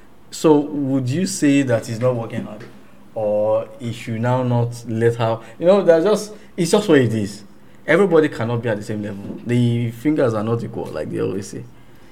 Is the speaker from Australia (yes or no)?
no; England, United Kingdom; born there; I was born in England.